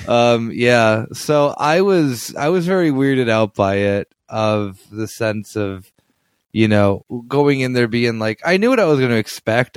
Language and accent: English; United States; now in Germany; as an American